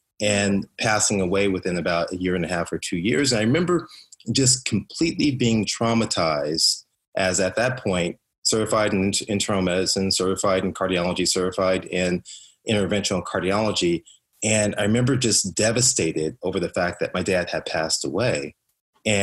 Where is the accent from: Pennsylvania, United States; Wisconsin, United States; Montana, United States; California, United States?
California, United States; Compton; I grew up in Compton, which is in South Central Los Angeles.